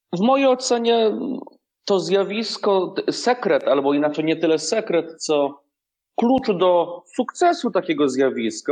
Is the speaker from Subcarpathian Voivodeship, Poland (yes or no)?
yes; Rzeszów, Subcarpathian Voivodeship, Poland; w Rzeszowie moim rodzinnym